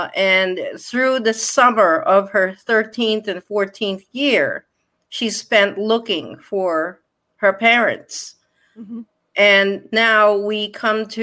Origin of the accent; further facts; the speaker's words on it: Connecticut, United States; locally where I grew up in Connecticut